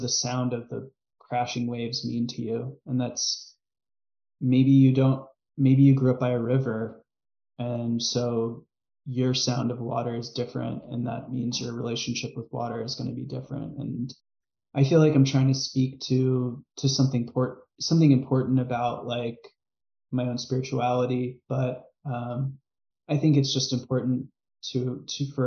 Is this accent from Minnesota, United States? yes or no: no; New York City, New York, United States; I grew up in New York City in this beach community